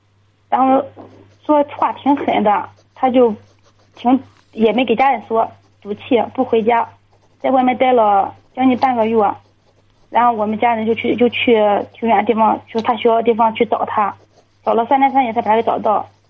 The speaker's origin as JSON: {"language": "Chinese", "town": "Jining", "region": "Shandong", "country": "China", "said": "济宁的。"}